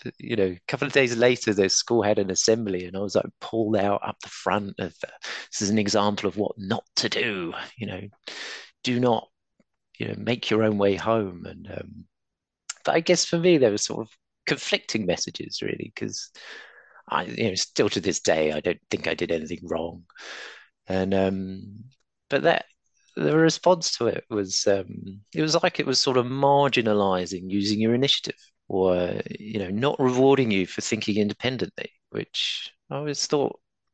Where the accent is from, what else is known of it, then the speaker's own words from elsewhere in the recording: Croydon, London, United Kingdom; now in New Zealand; I grew up in Croydon